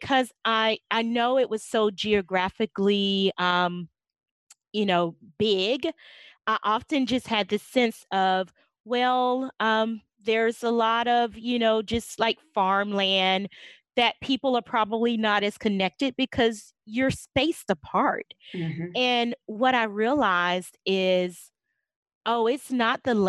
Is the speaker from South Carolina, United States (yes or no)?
yes; South Carolina, United States; now in Arkansas, United States; I grew up in South Carolina, and moved to Arkansas in December of 1992